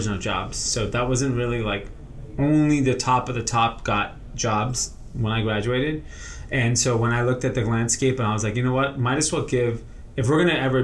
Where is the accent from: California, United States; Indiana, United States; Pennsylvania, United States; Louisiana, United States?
California, United States; Los Angeles; So I grew up in Granada Hills, Northridge area.